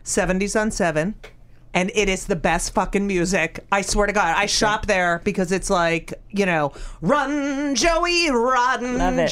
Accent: New Jersey, United States; I mean, look, I grew up in New Jersey and I had kids

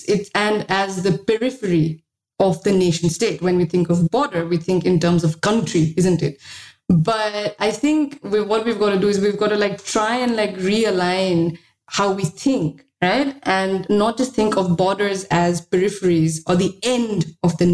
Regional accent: Sikkim, India; moved away; also born or lived in Delhi; I'm from Sikkim.

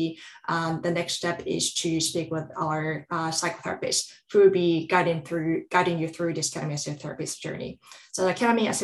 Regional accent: Japan; moved away as an adult; also born or lived in Southeast Asia / Europe; now in United States; I grew up in Japan

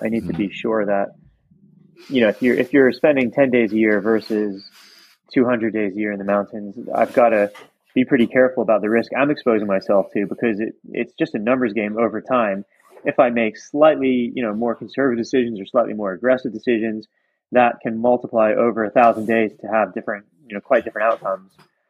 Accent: South East England, United Kingdom; also born or lived in Virginia, United States; So originally I was born in Virginia in the US and I didn't ski there, but then I moved when I was 11 with my family to the southeast of England near Brighton.

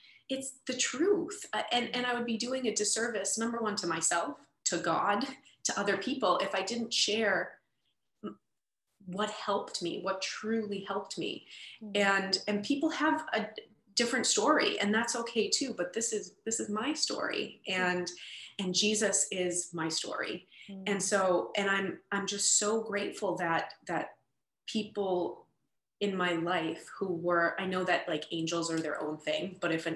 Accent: Boston, Massachusetts, United States; I grew up in Boston and went into foster care around age 13

